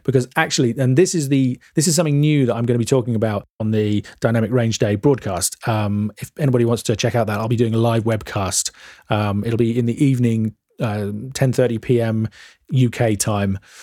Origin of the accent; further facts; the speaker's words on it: England, United Kingdom; I'm English